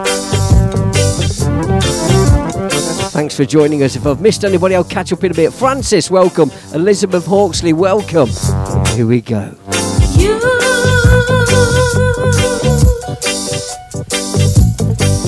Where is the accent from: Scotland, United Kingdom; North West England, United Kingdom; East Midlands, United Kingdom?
East Midlands, United Kingdom; Leicester; a family that I grew up with on St Andrew's Estate in Leicester